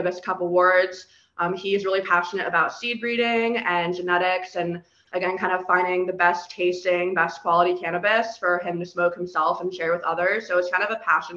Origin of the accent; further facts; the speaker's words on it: Florida, United States; I was born and raised in Florida